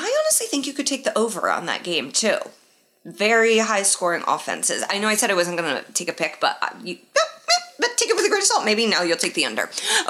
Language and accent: English; Indianapolis, Indiana, United States; Lucas Oil, my hometown.